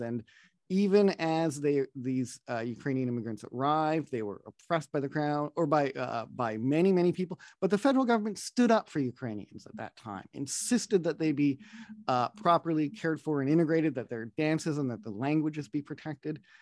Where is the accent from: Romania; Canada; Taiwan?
Canada; Opaskwayak Cree Nation, Manitoba; now in Toronto, Canada; I'm from the Beaver Clan of the Opasqueyatt Cree Nation